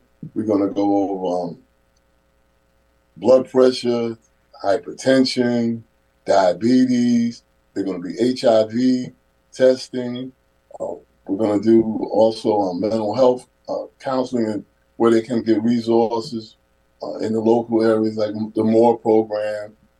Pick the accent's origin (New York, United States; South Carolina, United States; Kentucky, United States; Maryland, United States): New York, United States; New York City; now in Naugatuck, United States; growing up in Harlem.